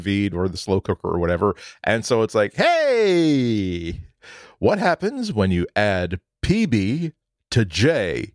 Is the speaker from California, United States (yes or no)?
no; suburban Boston, Massachusetts, United States; in suburban Boston, when I was growing up